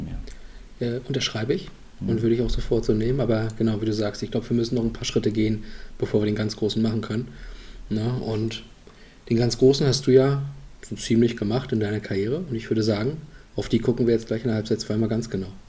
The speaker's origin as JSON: {"language": "German", "town": "Brandenburg an der Havel", "region": "Brandenburg", "country": "Germany", "tie": "born or raised there", "said": "Geboren in Brandenburg, in der Stadt Brandenburg an der Havel."}